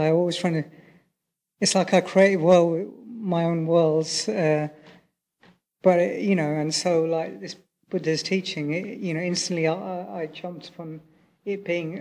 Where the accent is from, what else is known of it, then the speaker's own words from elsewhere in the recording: United Kingdom; also born or lived in Sri Lanka (family); I'm British, but originally my family are Sri Lankan